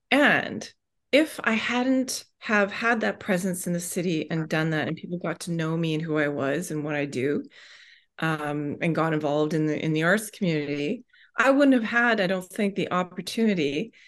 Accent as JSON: {"language": "English", "region": "West Coast", "country": "Canada", "said": "and I'm not from here originally, right? I'm from the West Coast."}